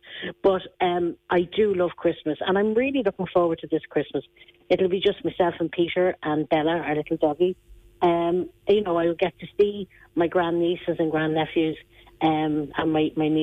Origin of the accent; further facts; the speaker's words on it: Ireland; I grew up in Otala village. It was a lovely, quiet little village